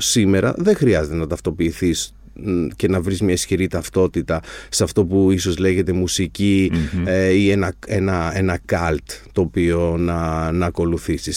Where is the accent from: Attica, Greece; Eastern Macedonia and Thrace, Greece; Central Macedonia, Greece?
Attica, Greece; Agioi Anargyroi; είμαι από τους Αγίους Αναργύρους και αγαπάω την, την περιοχή μου την Ανάκασα